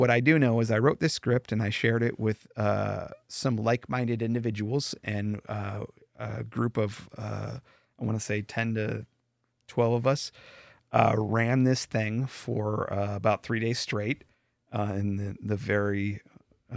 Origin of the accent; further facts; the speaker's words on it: Bay Area, California, United States; born and raised in the Bay Area